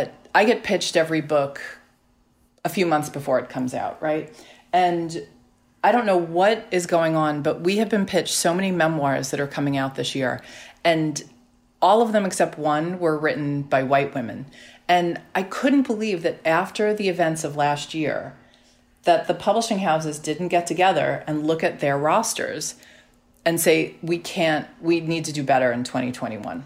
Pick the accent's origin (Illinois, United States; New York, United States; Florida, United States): New York, United States; New York City; I grew up on Staten Island